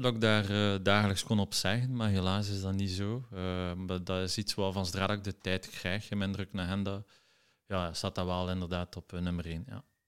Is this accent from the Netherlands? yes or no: no; Ghent, Flanders, Belgium; een geboren en getogen Gentenaar.